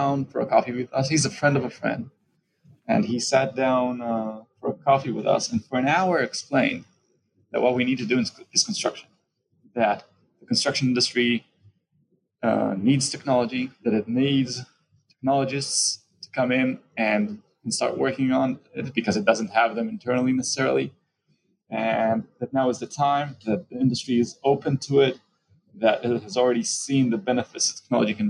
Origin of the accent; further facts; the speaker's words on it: Tel Aviv, Tel Aviv District, Israel; I'm from Tel Aviv, Israel.